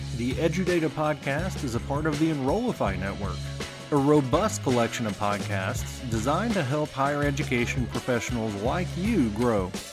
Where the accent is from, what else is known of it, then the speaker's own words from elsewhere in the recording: southeastern Kentucky, United States; I'm from Kentucky, and I grew up in southeastern Kentucky